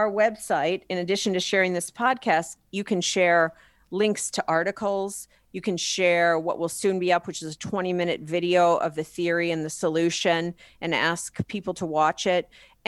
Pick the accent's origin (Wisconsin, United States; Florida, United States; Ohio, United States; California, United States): Wisconsin, United States; I founded a campaign in my home state of Wisconsin with a fellow CEO in Wisconsin back in 2017.